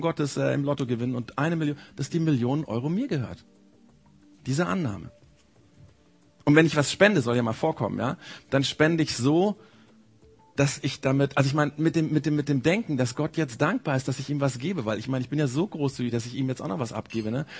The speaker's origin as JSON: {"language": "German", "region": "Bavaria", "country": "Germany", "said": "bei uns in Bayern"}